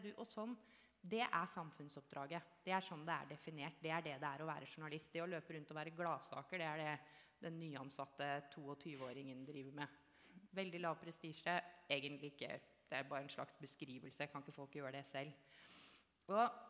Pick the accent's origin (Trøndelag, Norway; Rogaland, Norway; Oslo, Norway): Oslo, Norway; jeg er født og oppvokst i Oslo indre øst